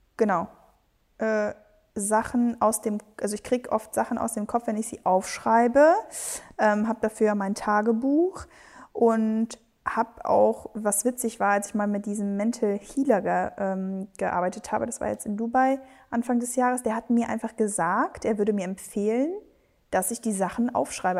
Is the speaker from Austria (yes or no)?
no; Spain; Wir sind beide Spanier